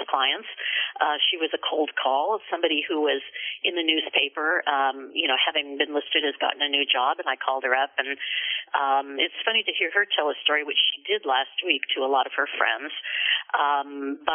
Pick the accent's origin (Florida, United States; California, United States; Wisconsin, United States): California, United States; Southern; moved away as an adult; also born or lived in West Des Moines, Iowa / Santa Barbara, California; now in Seattle, United States; So we moved to Southern California where we lived until I went to college